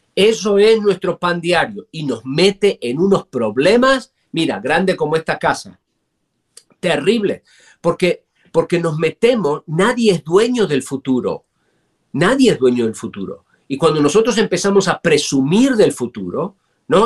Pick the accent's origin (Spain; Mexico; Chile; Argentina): Argentina; moved away as an adult; now in United States; yo crecí en un país con mucha inflación